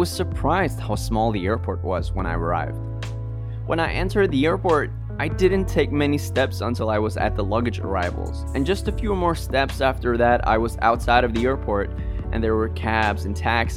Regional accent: Sweden; born or raised there; moved away as an adult; now in Riga, Latvia

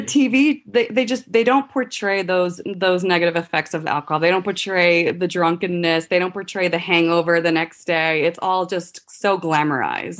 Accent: Puerto Rico; moved away; I'm actually from Puerto Rico.

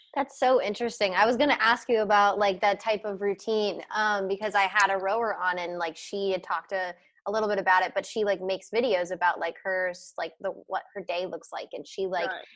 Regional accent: Cincinnati, Ohio, United States; I have Ohio pride, I guess, because I grew up here and like my parents and my grandparents and my great grandparents, like everyone's from Cincinnati

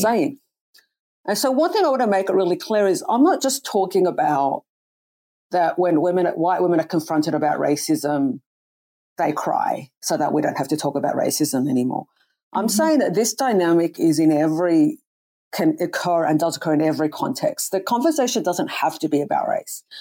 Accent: Sydney, New South Wales, Australia; moved away as an adult; also born or lived in New York / Canada; I'm from Sydney originally.

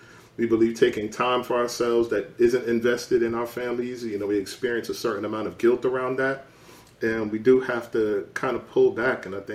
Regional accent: New York City, New York, United States; my mom is a New Yorker. I'm a New Yorker

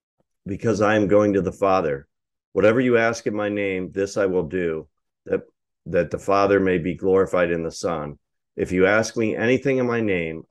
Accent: United States; we're Americans

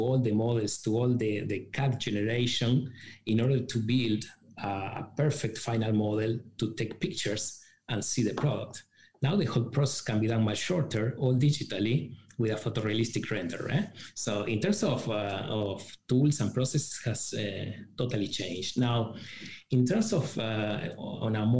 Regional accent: Uruguay; moved away as an adult; now in China; I started university in my home country, Uruguay.

